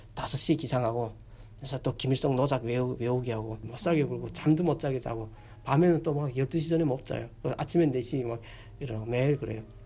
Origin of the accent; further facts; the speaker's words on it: North Korea; moved away as an adult; also born or lived in China / South Korea; now in Texas, United States; 북한에서 왔다는